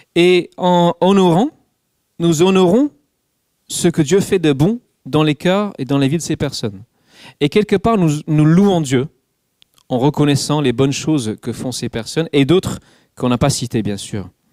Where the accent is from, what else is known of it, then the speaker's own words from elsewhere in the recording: England, United Kingdom; French is a second language; moved away; Je suis anglais